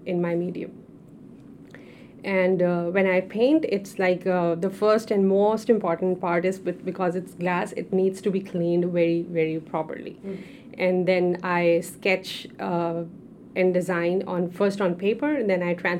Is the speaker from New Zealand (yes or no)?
no; Pakistan; moved away as an adult; now in United States; being a Pakistani, having a background over there